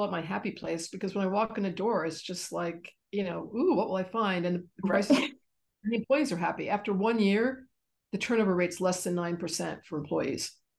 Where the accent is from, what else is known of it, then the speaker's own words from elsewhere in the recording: Philadelphia, Pennsylvania, United States; now in New York City, United States; I grew up in the East Coast in Philly